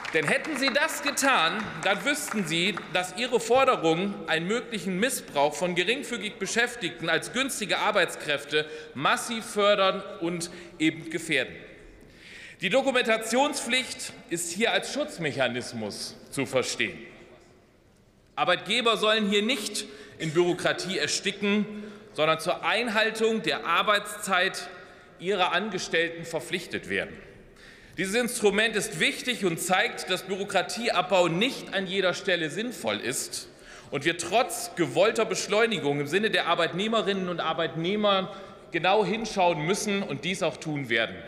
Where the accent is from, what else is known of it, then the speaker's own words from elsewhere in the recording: Oldenburger Münsterland, Lower Saxony, Germany; im Oldenburger Münsterland, meiner Heimatregion